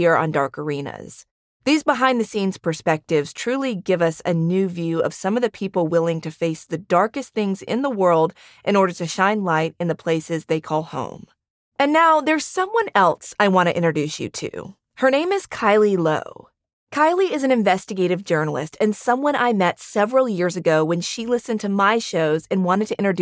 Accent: the South, United States; I'm from the South

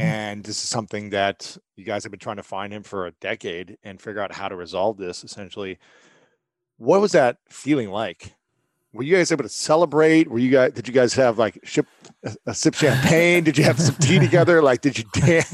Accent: Ohio, United States; I'm a guy from Ohio

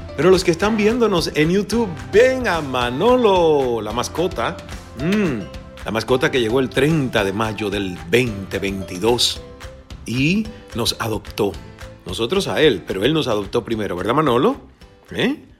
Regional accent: Cuba; moved away; also born or lived in United States / Mexico; como cubano y como persona a la que le ha tocado emigrar

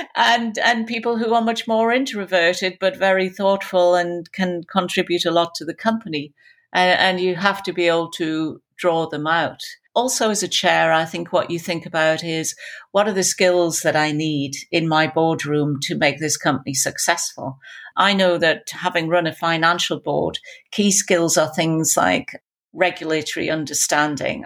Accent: Newcastle upon Tyne, North East England, United Kingdom; accent: Geordie; with my Geordie accent

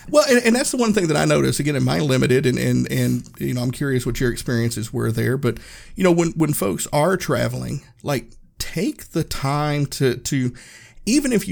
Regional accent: Erwin, Tennessee, United States; this is the hmm. first place I had lived outside of my hometown, Erwin, Tennessee.

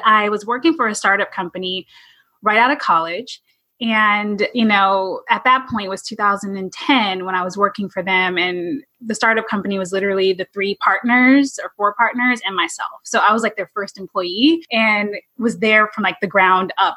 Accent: California, United States; originally I'm from California

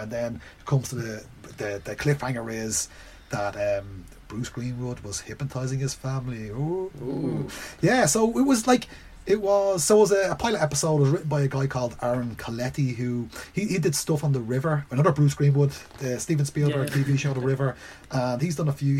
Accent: Ireland; I'm Irish, I'm from Ireland.

